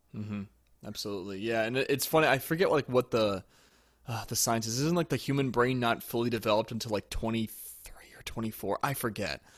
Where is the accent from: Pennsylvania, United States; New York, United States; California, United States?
Pennsylvania, United States; near West Chester; moved away as an adult; also born or lived in Louisiana; I grew up near Westchester in Pennsylvania.